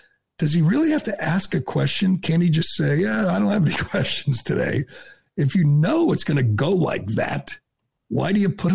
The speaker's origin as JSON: {"language": "English", "region": "Massachusetts", "country": "United States", "said": "I'm from Massachusetts"}